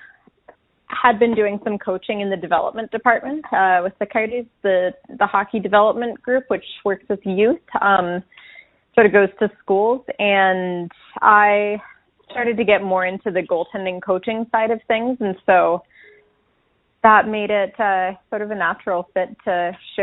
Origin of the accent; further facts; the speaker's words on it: East Coast, United States; moved away; I grew up back on the East Coast